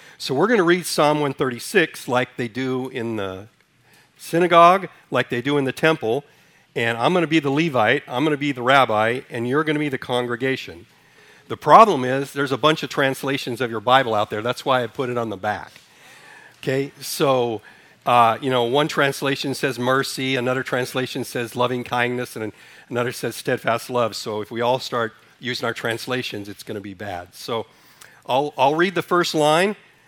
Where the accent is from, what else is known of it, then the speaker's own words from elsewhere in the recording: Ethiopia; also born or lived in Sudan; When I was born in Sudan, Africa, raised in Ethiopia, so history has always been one of my favorite subjects.